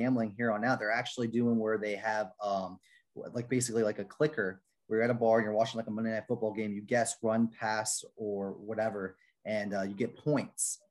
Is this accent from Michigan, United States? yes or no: no; Orlando, Florida, United States; I grew up in Orlando.